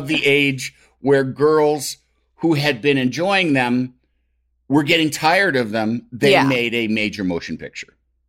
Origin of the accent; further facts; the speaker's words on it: New York City, New York, United States; why would I have a Chinese accent growing up in New York City